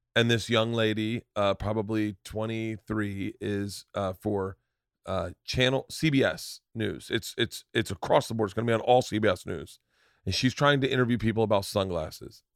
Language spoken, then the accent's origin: English; Florida, United States; growing up in Florida